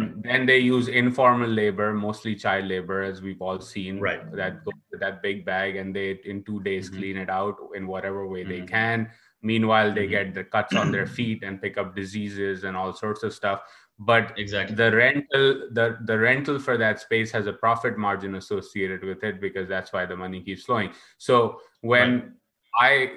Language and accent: English; Karachi, Sindh, Pakistan; growing up in Karachi